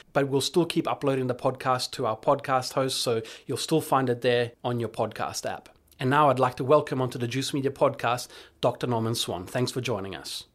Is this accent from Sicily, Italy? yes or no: no; Florence, Tuscany, Italy; now in Australia; my hometown of Florence